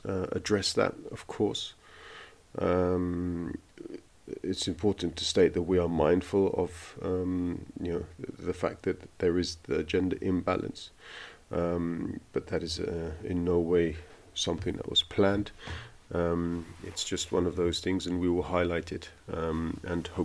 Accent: London, United Kingdom; also born or lived in Italy; now in Berlin, Germany; I've lived in 3 countries, if you include the country of my birth, which is the UK. I was born in London

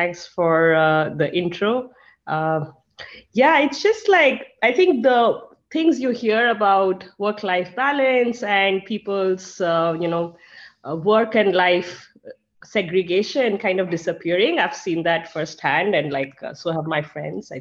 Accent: India; now in United States; I'm from India, my family is in India

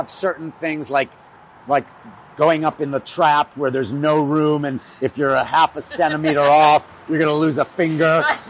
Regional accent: Lubbock, Texas, United States; I grew up in Lubbock, Texas

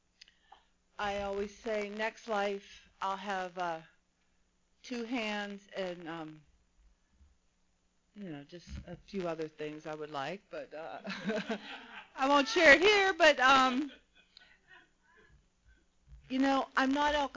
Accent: Pittsburgh, Pennsylvania, United States; moved away as an adult; now in Mission Viejo, United States; I grew up in Pittsburgh, Pennsylvania

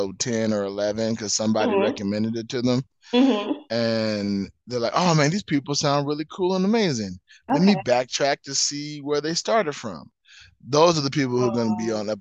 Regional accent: Southern California, United States; now in Las Vegas, United States; Born and raised in Southern California

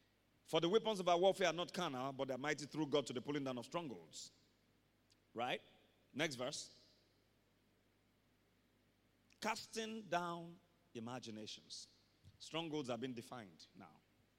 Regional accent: Nigeria; I can't get beyond a particular level in my career because I'm Nigerian.

